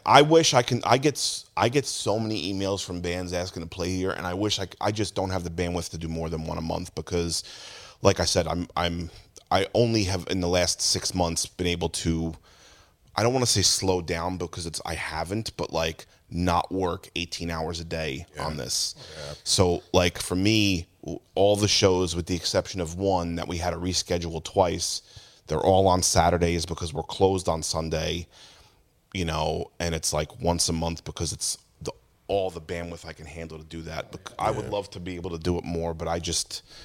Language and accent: English; Jackson, New Jersey, United States; I used to go to like backyard shows in Tom's River when I grew up in Jackson